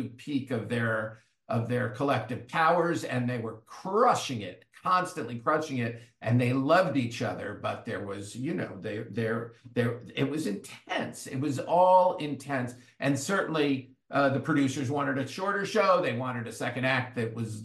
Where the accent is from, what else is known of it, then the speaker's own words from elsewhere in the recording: Great Neck, New York, United States; I'm from Great Neck